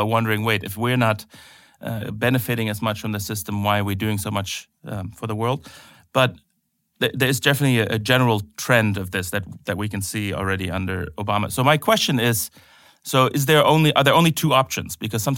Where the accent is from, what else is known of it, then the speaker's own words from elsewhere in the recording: Germany; at least in my home country of Germany, a little too much.